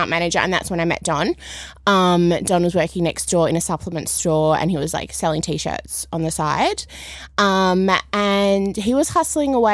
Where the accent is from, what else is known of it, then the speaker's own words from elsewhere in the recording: Perth, Western Australia, Australia; I'm from Perth originally